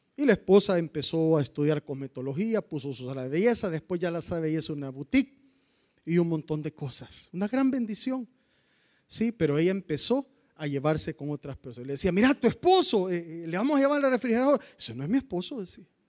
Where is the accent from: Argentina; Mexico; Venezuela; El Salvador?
El Salvador; Cojutepeque, Cuscatlán; los que somos de Cojute.